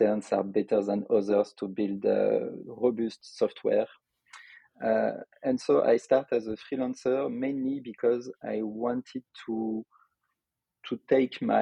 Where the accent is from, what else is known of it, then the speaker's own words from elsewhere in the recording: Lyon, Auvergne-Rhône-Alpes, France; accent: French; English is a second language; In our city of Lyon, because I am from Lyon in France, as you could expect from my accent